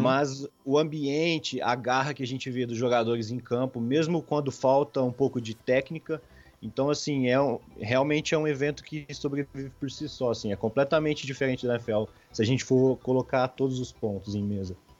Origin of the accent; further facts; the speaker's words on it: Franca, São Paulo, Brazil; sou de Franca, interior de São Paulo